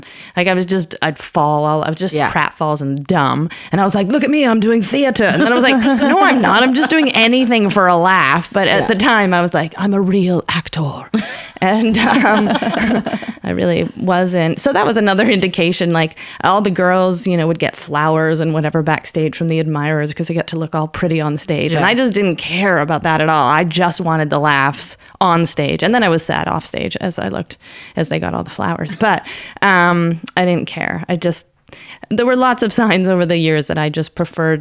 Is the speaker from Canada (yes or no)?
yes; Canada; I'm Canadian